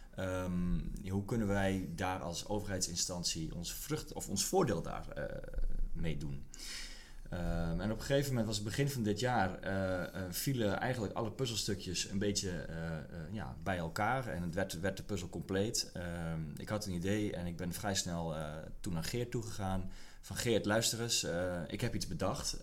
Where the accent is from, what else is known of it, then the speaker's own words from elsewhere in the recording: Kop van Noord-Holland, North Holland, Netherlands; moved away; also born or lived in Leeuwarden; ik kom zelf uit de kop van Noord-Holland